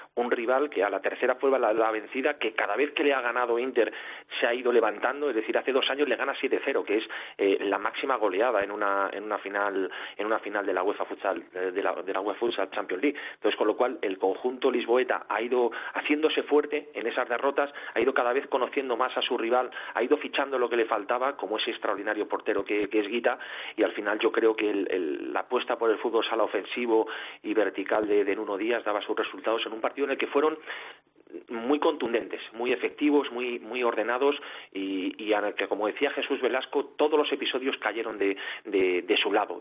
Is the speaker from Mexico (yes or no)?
no; Spain